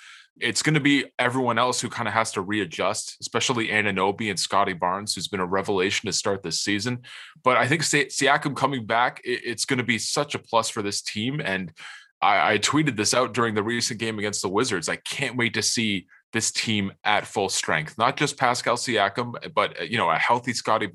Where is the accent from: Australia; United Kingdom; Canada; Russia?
Canada; we say a lot of weird things out here in Canada.